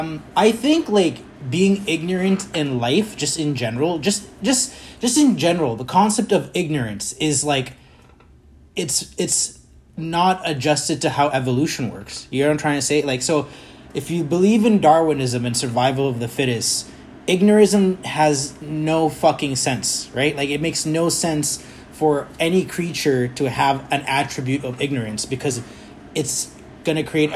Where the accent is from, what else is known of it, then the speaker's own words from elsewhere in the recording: Kenya; moved away; I came from Kenya in the 90s in the middle of, like, one of the world's greatest AIDS epidemic in the world, right?